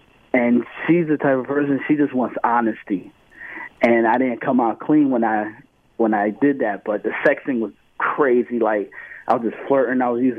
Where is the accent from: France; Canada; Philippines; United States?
United States; Irvington; I'm from Irvington.